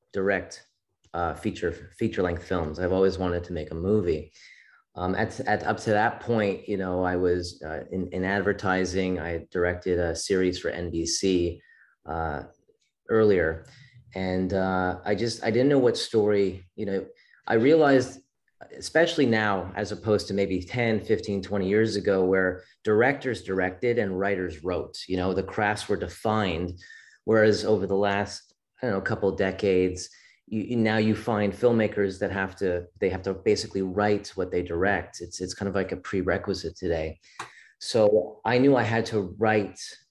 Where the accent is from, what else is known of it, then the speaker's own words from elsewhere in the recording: Montreal, Quebec, Canada; also born or lived in Florida; I'm from Montreal, Canada originally.